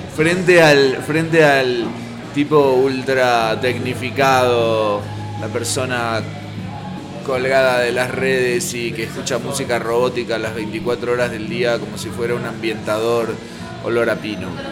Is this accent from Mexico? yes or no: no; Buenos Aires Province, Argentina; moved away as an adult; now in Buenos Aires, Argentina; Yo soy bonaerense. Entonces a los porteños los miro medio, aunque ahora hace años que vivo en la ciudad